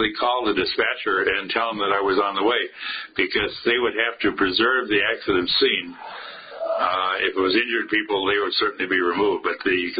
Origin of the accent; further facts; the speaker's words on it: Ham Lake, Minnesota, United States; grew up on a farm in Hamlake, went to school in Anoka, high school in Anoka, and basically lived here all my life